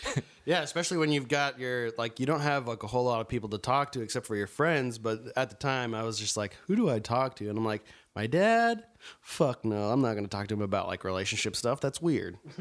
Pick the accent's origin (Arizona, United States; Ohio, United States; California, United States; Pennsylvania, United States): Arizona, United States; Mesa; now in Tempe, United States; I'm from Arizona, Mesa, or now Tempe